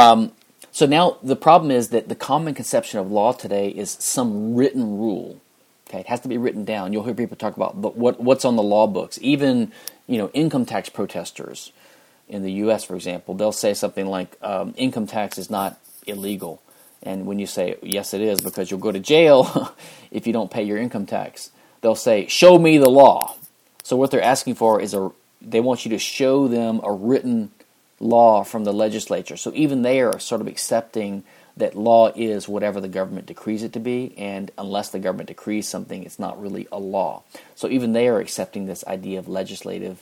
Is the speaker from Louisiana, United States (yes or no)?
yes; Louisiana, United States; moved away; I came from Louisiana, which is the only civil law state in the U.S.